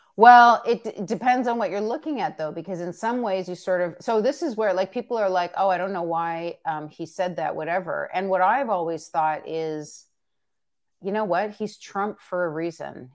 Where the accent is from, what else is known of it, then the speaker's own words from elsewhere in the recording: Canada; as a Canadian